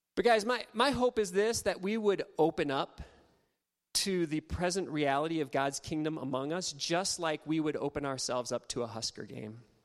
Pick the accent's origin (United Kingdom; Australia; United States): United States; Ohio; now in Nebraska, United States; I grew up in Ohio